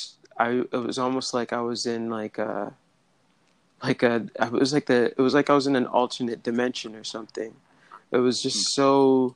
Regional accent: Hamilton, Ontario, Canada; I'm from Hamilton, Ontario, and our city's known as a steel city.

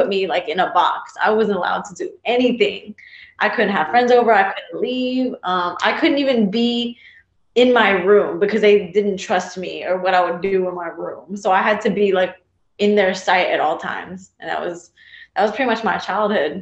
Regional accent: Texas, United States; also born or lived in New Jersey; I was born in New Jersey, raised in Texas.

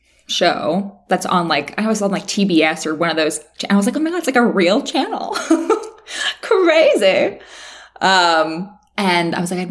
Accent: West Virginia, United States; moved away as an adult; also born or lived in Miami / Los Angeles; now in Nashville, United States; I'm from West Virginia and I moved to Miami to work in marketing

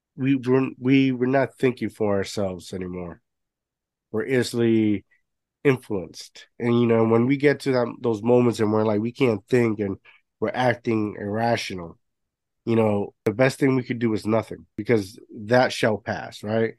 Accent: Puerto Rico; moved away; growing up my, my grandparents had a had a bar growing up in Puerto Rico

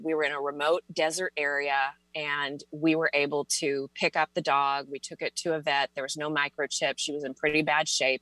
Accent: Texas, United States; i was born and raised in texas

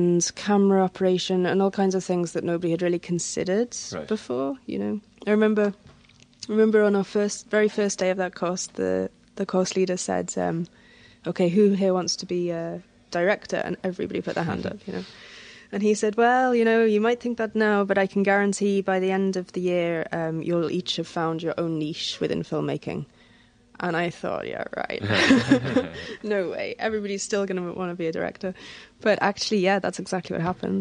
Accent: Wales, United Kingdom; moved away as an adult; also born or lived in Reykjavik; now in Dublin, Ireland; I was born and brought up in Wales

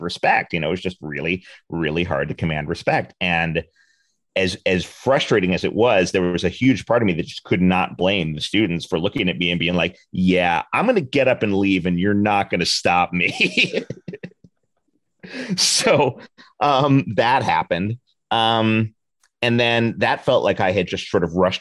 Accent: New York City, New York, United States; now in Los Angeles, United States; I grew up in Manhattan. I grew up in the West 40s of Manhattan, which is the theater district

